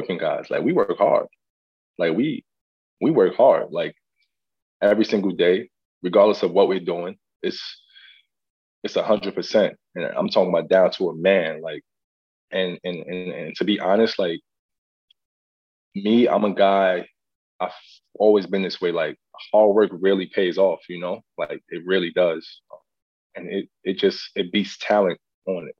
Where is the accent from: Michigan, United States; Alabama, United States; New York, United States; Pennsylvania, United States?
New York, United States; I'm from New York